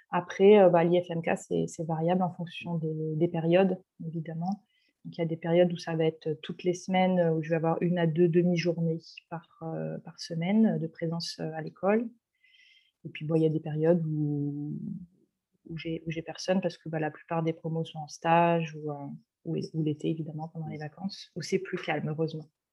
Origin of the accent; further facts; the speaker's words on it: Paris region, Île-de-France, France; moved away as an adult; now in Marseille, France; Je suis, je suis parisienne d'origine, de région parisienne. Je suis actuellement exilée à Marseille